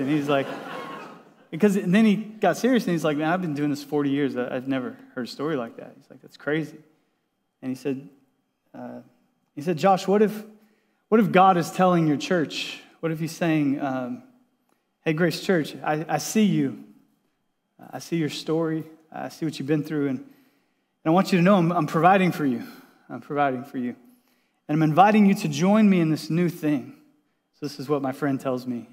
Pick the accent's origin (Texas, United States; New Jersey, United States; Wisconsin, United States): Texas, United States; also born or lived in Washington State; now in San Diego, United States; I grew up in Texas